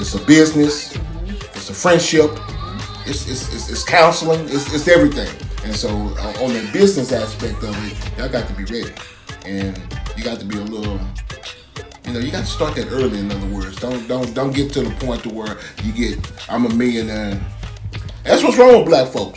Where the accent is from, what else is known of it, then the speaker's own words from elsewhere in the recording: Dallas, Texas, United States; I'm from South Oak Cliff. You know what I'm talking about? Swinging Hills, Singing Hills, Texas, baby.